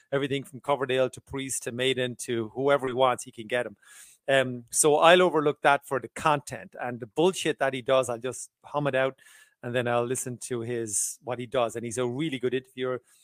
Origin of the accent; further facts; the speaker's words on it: Ireland; I'm from Southern Ireland